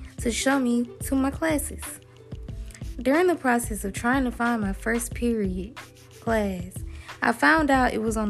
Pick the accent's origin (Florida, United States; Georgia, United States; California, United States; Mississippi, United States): Georgia, United States; Dublin; I was heading out the door to my new school in my hometown, Dublin, Georgia.